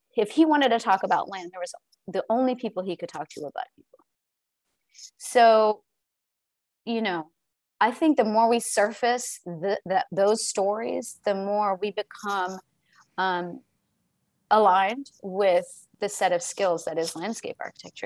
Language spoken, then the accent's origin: English; the South, United States; being born and raised in the South myself